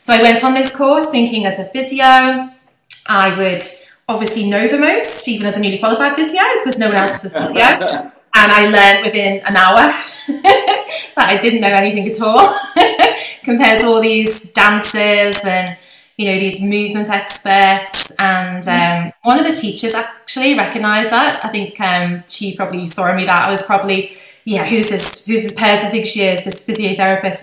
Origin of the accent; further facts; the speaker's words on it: Liverpool, North West England, United Kingdom; accent: posh Liverpool; you might recognise by my accent, it's actually quite a posh Liverpool accent